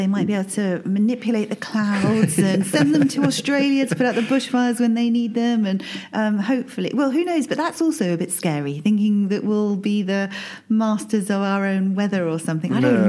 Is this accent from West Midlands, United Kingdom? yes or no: yes; Worcester, West Midlands, United Kingdom; Well, I'm local. I've grown up in Worcester. I've lived here most of my life.